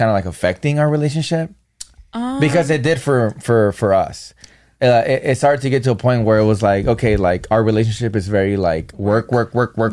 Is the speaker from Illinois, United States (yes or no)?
no; Norwalk, California, United States; We're both from Norwalk